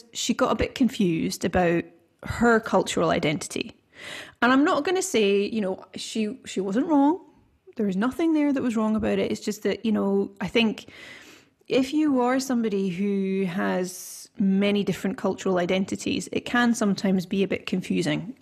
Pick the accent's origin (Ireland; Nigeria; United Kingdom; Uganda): United Kingdom; Scotland; now in Sweden; I'm from Scotland.